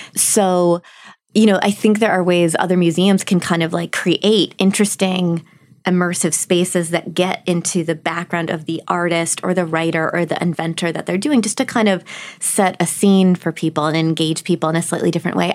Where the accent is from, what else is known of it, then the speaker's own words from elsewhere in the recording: Milwaukee, Wisconsin, United States; I grew up in Milwaukee